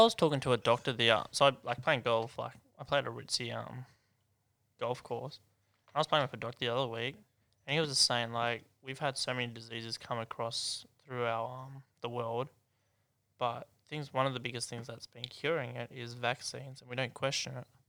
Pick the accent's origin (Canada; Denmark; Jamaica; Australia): Australia; Hunter, New South Wales; now in Sydney, Australia; I'm from Hunter